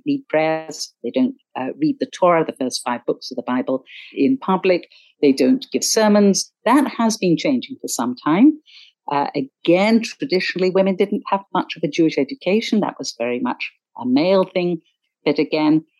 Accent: Cornwall, South West England, United Kingdom; I grew up in Cornwall

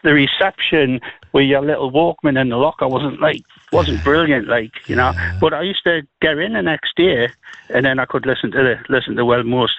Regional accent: Newcastle upon Tyne, North East England, United Kingdom; I was brought up in Stanton Street, you know, it goes down to Nunsmore.

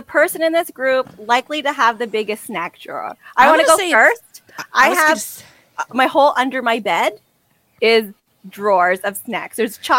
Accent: Canada; we're Canadian.

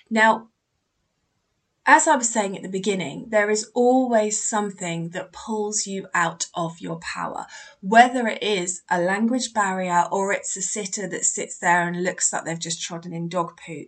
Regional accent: Canada; first language French; English is a second language; English is not my mother tongue. I'm from Canada and I usually speak French. I can understand English very well, but my speaking is not perfect.

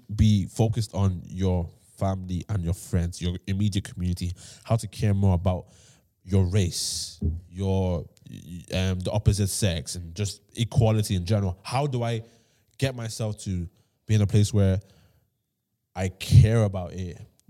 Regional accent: Nigeria; I'm from Nigeria.

